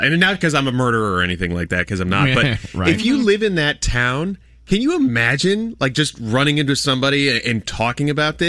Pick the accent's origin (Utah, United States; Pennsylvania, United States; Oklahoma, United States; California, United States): Pennsylvania, United States; Erie; growing up in Erie